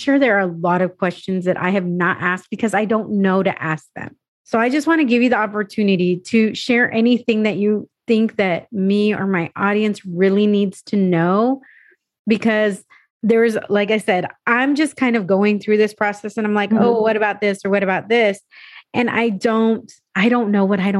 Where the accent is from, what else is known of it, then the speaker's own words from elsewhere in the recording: San Diego, California, United States; moved away as an adult; also born or lived in New Mexico / Arizona / Texas; I grew up in California, grew up in San Diego